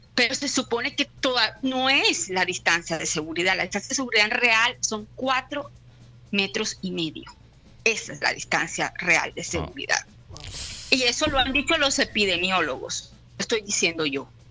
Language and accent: Spanish; Barranquilla, Atlántico, Colombia; moved away as an adult; now in Bologna, Italy; Yo me fui de Barranquilla hace 19 años